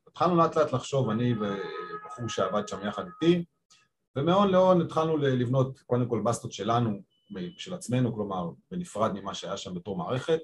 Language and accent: Hebrew; Petah Tikva, Central District, Israel; born or raised there; moved away as an adult; also born or lived in Japan / China / Spain; now in Tel Aviv, Israel